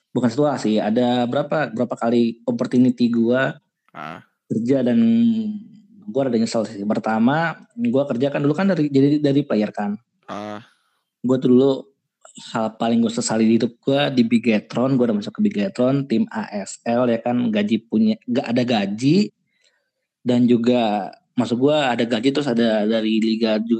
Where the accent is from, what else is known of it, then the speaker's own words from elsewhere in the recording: Indonesia; now in Malaysia; Bertiga sama sebagai orang Indo.